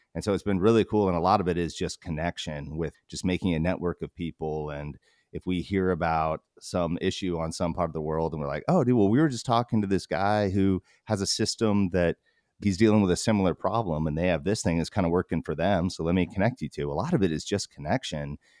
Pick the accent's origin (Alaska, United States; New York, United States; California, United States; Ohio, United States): Alaska, United States; we grew up in Alaska